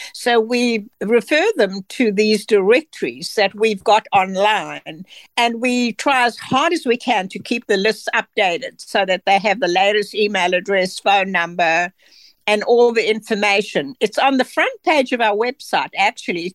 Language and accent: English; South Africa; moved away as an adult; now in United States; I'm from South Africa